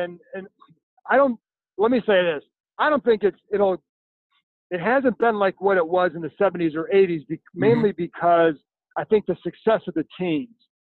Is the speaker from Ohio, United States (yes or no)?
yes; Cleveland, Ohio, United States; now in Washington, D.C., United States; I grew up in Cleveland.